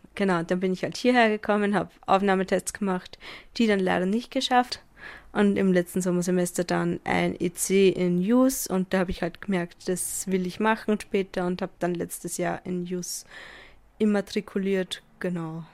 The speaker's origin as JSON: {"language": "German", "region": "Upper Austria", "country": "Austria", "moved": "as an adult", "lives_now": "Vienna, Austria", "said": "ich komme halt vom Land aus Oberösterreich"}